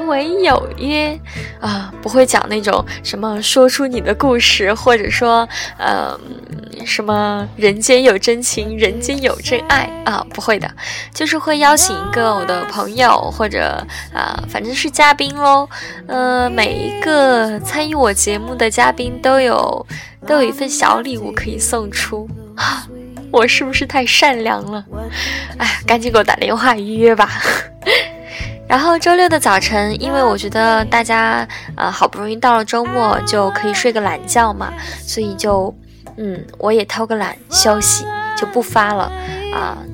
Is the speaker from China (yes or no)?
yes; Qingdao, Shandong, China; 我是青岛人